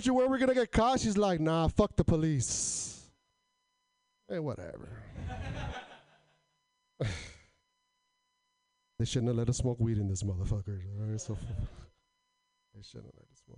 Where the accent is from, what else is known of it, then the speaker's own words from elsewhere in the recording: Portland, Oregon, United States; I'm from Portland